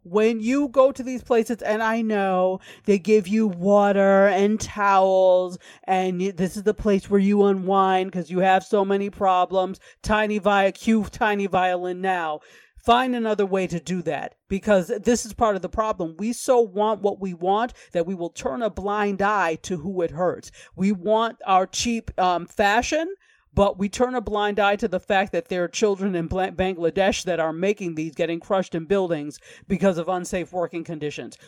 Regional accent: New York, United States; I'm from New York State

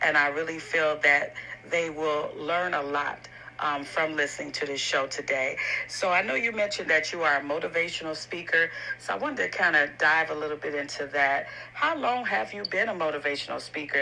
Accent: Chicago, Illinois, United States; I'm from Chicago, the windy city

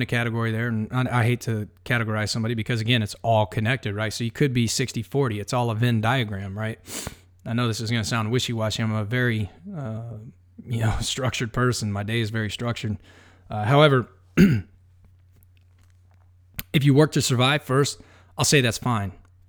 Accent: Texas, United States; I'm from Texas. Like, you know, we build fires everywhere.

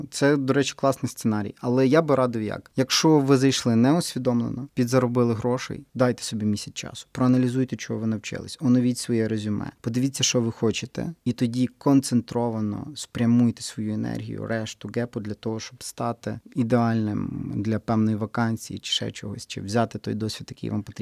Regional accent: Western Ukraine, Ukraine; стільки у нас на Західній Україні так говорять. У нас ще говорять, так.

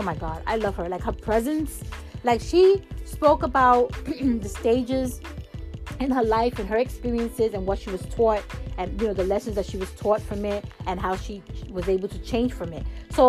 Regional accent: New York, United States; I mean, like I said, I'm a New Yorker, and we don't really go out and do that.

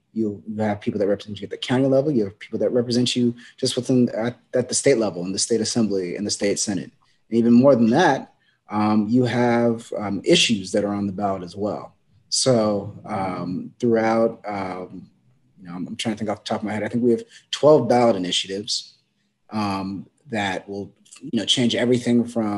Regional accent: Long Beach, California, United States; also born or lived in Sacramento; I grew up in North Long Beach, went to school for most in private school in East Long Beach

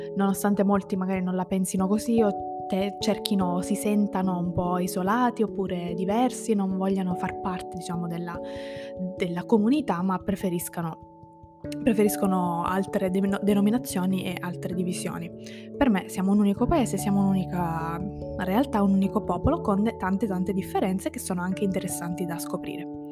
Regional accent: province of Ragusa, Sicily, Italy; moved away as an adult; io sono di quella provincia, cioè io ho vissuto lì la maggior parte della, della mia vita

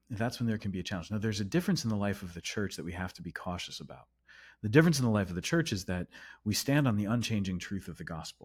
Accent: United States; I'm American.

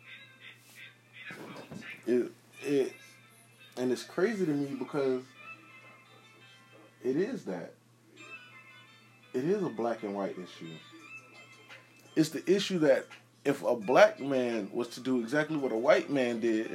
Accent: Jacksonville, Florida, United States; I'm from Duval County, Jacksonville, Florida

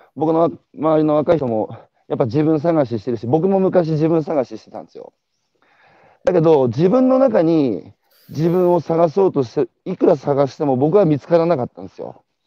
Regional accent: Iwate, Japan; moved away; 岩手から昔出てきた

